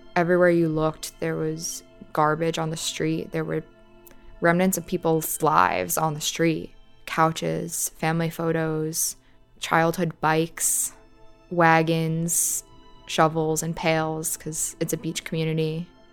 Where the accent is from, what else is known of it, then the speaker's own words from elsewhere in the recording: New York City, New York, United States; I grew up in the Rockaways. I've lived in this neighborhood my entire life.